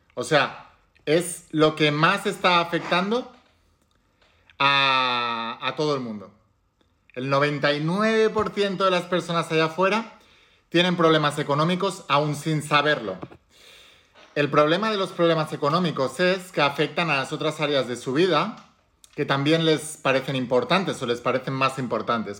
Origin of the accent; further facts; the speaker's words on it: Spain; en España, por ejemplo, que es de donde yo soy